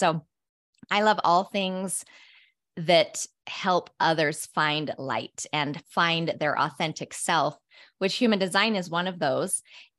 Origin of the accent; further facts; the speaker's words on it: Utah, United States; I grew up in Cache Valley, Utah, just a little town in northern Utah, and loved spending time outside.